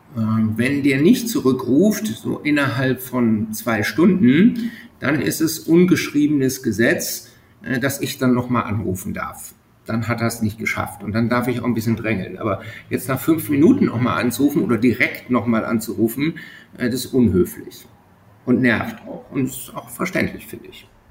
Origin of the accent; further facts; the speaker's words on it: Germany; moved away as an adult; also born or lived in Bremerhaven; now in Estonia; als Deutscher